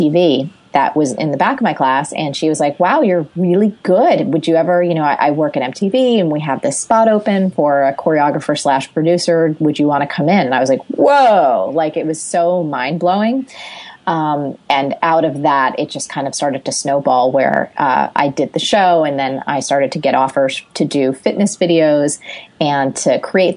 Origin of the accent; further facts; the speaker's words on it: Jersey Shore, New Jersey, United States; I grew up on the Jersey Shore